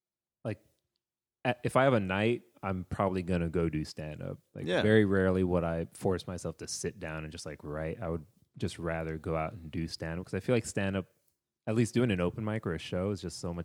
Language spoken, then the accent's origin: English; Texas, United States; Dude, it's because I'm from Texas.